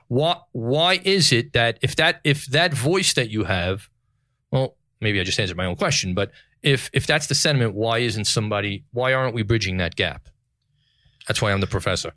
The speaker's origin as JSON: {"language": "English", "town": "New York City", "region": "New York", "country": "United States", "tie": "born or raised there", "said": "New York City, the greatest city in the world, my hometown"}